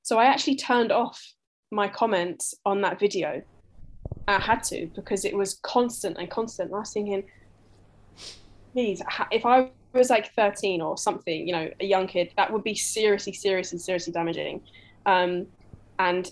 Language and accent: English; Ireland; moved away as an adult; now in Malaysia; I'm Irish